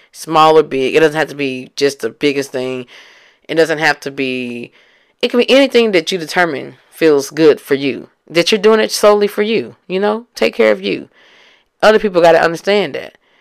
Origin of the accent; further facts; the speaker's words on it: Memphis, Tennessee, United States; I'm from Memphis